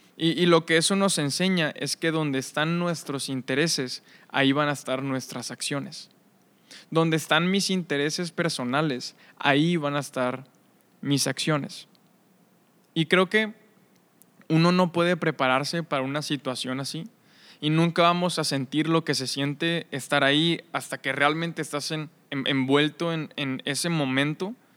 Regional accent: Monterrey, Nuevo León, Mexico; soy de aquí de Monterrey

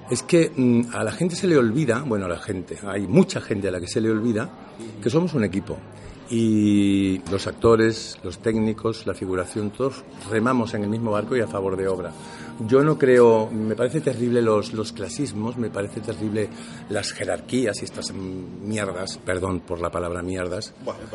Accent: Andalusia, Spain; accent: Andalusian; Y yo, yo normalmente me mi, día a con mi acento andaluz.

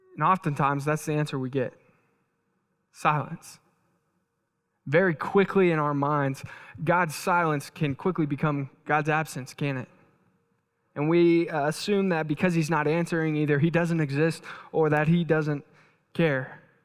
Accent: Texas, United States; moved away; I'm from Texas

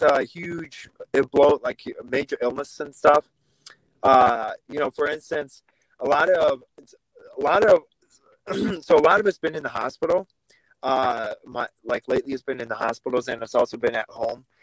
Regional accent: Vladikavkaz, North Ossetia–Alania, Russia; now in United States; I was born in Russia, Vladikavkaz, Russia

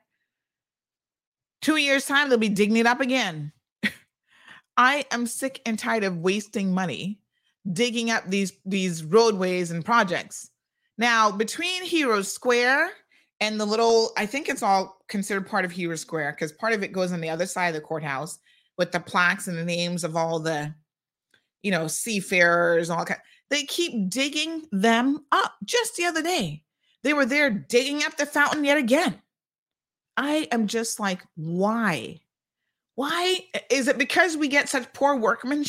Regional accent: United States; moved away; my uncle that I grew up with in the States

